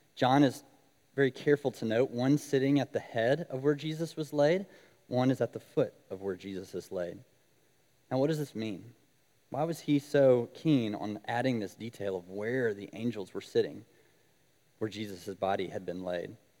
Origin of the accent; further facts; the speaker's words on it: Alabama, United States; moved away as an adult; now in Oxford, United States; I am not originally from Mississippi, I'm from Alabama